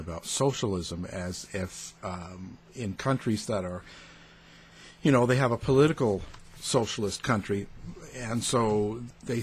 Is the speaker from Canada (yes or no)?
yes; Canada; me being a Canadian boy